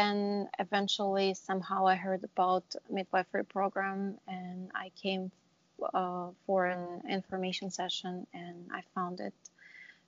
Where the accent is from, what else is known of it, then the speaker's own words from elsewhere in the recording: Israel; moved away as an adult; now in New Jersey, United States; I'm originally from Israel, and I graduated nursing in Israel